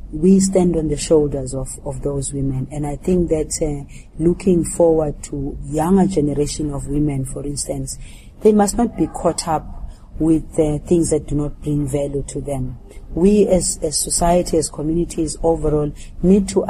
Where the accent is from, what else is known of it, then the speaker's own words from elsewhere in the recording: South Africa; as a South African who was in the liberation struggle